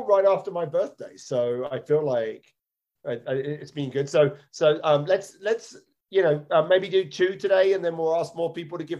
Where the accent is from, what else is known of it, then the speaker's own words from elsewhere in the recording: United Kingdom; I was born an American. I have a U.S. I was born in the U.K., but I had a U.S. birth certificate before I had a U.K. birth certificate.